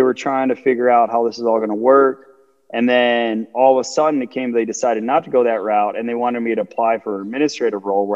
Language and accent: English; Chicago, Illinois, United States; I'm from Chicago, Illinois, the suburbs of Southside